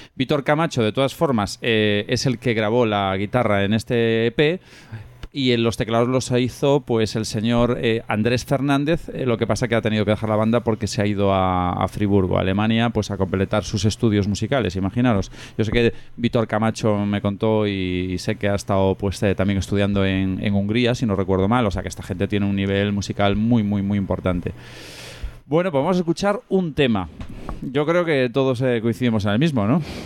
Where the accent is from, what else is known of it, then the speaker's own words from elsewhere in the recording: Pontevedra, Galicia, Spain; soy de allí de Pontevedra